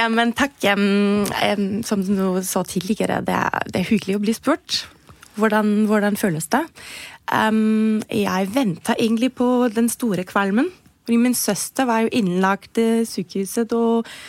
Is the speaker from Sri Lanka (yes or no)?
no; Germany; now in Norway; kommer jeg jo fra Tyskland